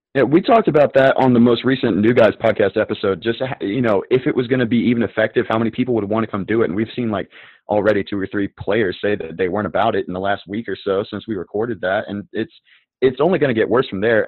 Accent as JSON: {"language": "English", "region": "North Carolina", "country": "United States", "said": "I'm from the South. I'm from North Carolina"}